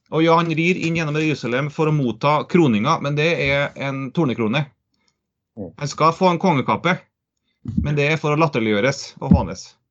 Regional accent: Trøndelag, Norway; Jeg er trønder, jeg er heltrønder

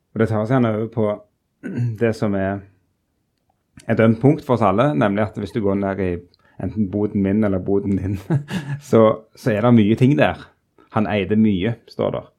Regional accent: Rogaland, Norway; moved away; som vi ville sagt borte i Rogaland, der jeg kommer fra

